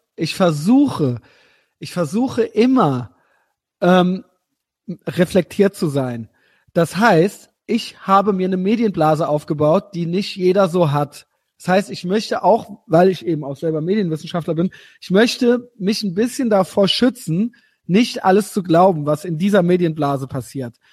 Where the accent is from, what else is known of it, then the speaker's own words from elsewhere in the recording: Germany; als Deutsche